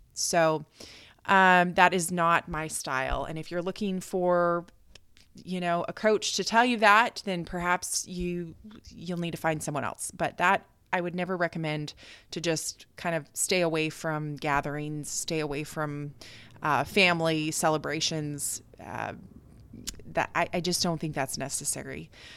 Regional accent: United States; moved away as an adult; also born or lived in Okinawa, Japan; now in Tokyo, Japan; I am American

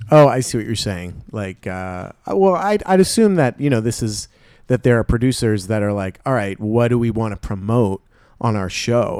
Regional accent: New Jersey, United States; I'm from New Jersey

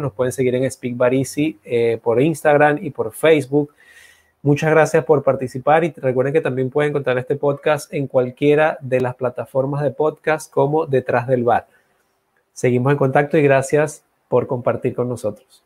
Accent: Venezuela; moved away as an adult; now in Dominican Republic; yo también soy, vengo de allá de Venezuela, tengo ya cuatro años, voy para acá, a estar acá en República Dominicana. Eh, por lo tanto, Venezuela es mi cuna, mi casa

